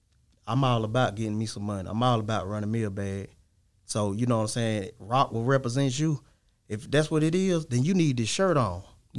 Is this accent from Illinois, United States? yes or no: no; Laurel, Mississippi, United States; I'm from Laurel, Mississippi.